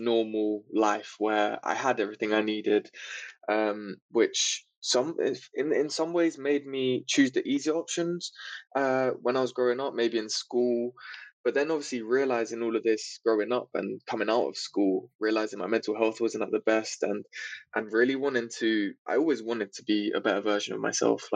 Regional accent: London, United Kingdom; I grew up in England, in London. So not in the central part of London, but on the outskirts.

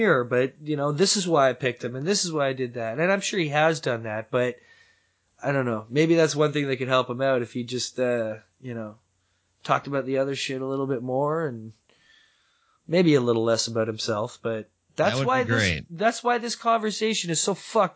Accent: Canada; I'm Canadian

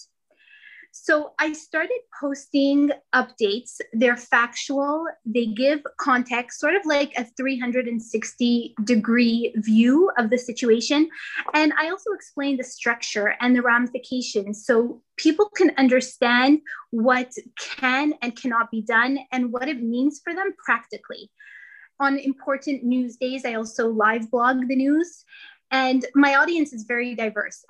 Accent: Canada; now in New York, United States; I'm originally from Canada. I live in New York.

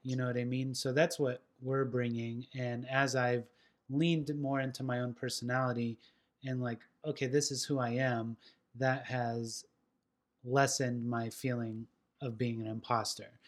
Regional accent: West Coast, United States; now in Nashville, United States; I was this pothead from the West Coast

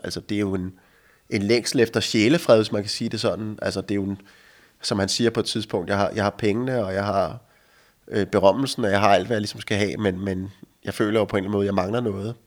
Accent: Denmark; also born or lived in United States; nu er jeg hjemme i Danmark

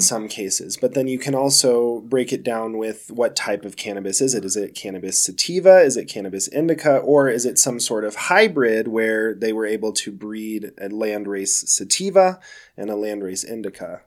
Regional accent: Denver, Colorado, United States; I am a native, yeah, Sweet. born and raised here in Colorado

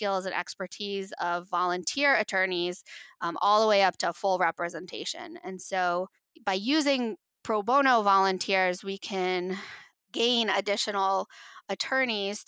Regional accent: Upper Valley, New Hampshire, United States; moved away as an adult; it's here in New Hampshire and I grew up in the Upper Valley

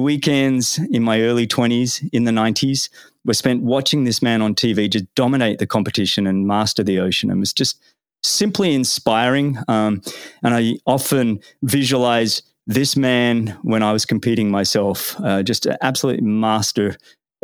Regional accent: Australia; moved away; growing up in Australia in the 80s and 90s

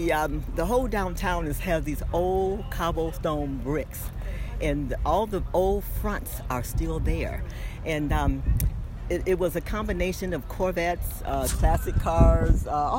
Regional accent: Arkansas, United States; now in Michigan, United States; when during the migration in the 50s, we came from Arkansas. My dad used to go to Michigan when they only hired you for like maybe 3 or 4 months at a time.

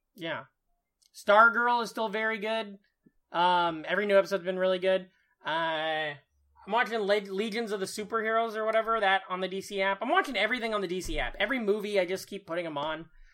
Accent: Iowa, United States; moved away; my hometown newspaper

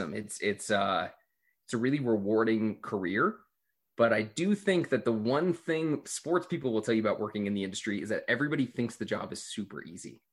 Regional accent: Glendale, California, United States; I grew up in Los Angeles, California, a little suburb called Glendale

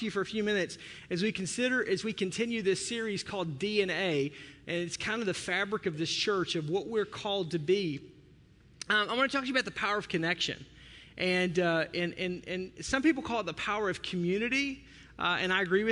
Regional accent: the South, United States; I'm from the South

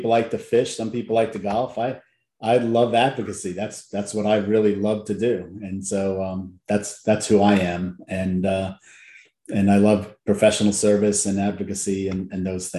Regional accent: Long Island, New York, United States; moved away as an adult; also born or lived in Louisiana; I grew up in New York, Long Island specifically

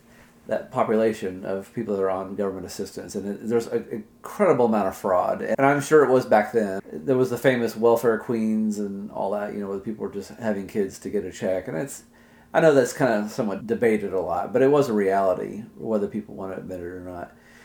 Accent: Southern Indiana, United States; we're from Southern Indiana.

